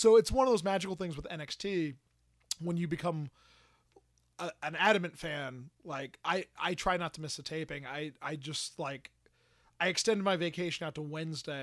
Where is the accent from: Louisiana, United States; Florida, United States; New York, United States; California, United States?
Florida, United States; Central; I say Central Florida